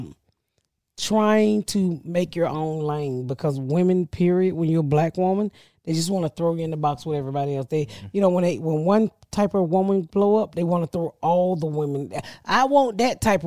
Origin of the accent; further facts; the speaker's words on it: Atlanta, Georgia, United States; my hometown, Atlanta. I love the fuck out of my city, Atlanta